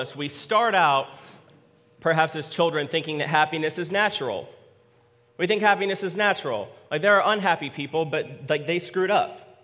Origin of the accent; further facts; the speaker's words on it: United States; It's our declarative birthright as American citizens